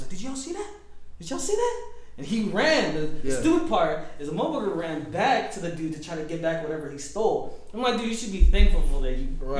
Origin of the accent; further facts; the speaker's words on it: Daly City, California, United States; also born or lived in San Francisco; I've lived here all my life. I mean, I'm from Daly City